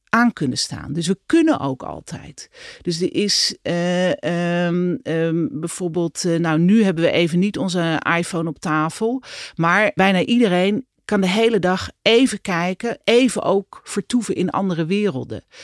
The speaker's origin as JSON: {"language": "Dutch", "country": "Netherlands", "said": "zijn we als Nederlanders eigenlijk helemaal niet zo druk."}